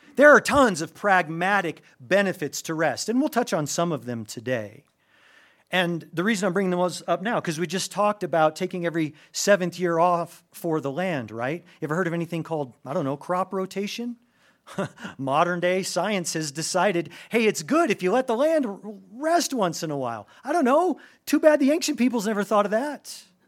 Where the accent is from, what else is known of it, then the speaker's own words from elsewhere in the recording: United States; as an American